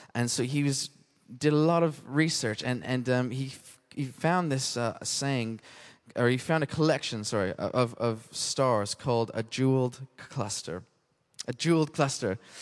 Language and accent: English; Canada; now in United Kingdom; being Canadian